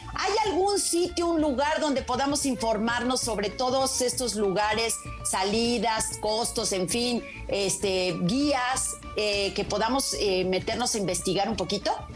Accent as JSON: {"language": "Spanish", "region": "Puebla", "country": "Mexico", "said": "los poblanos"}